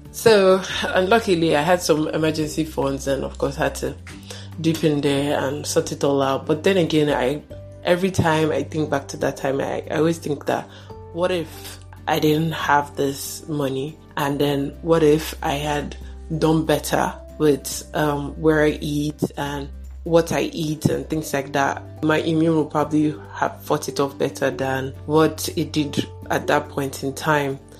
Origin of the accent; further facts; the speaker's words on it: Nigeria; me as a Nigerian here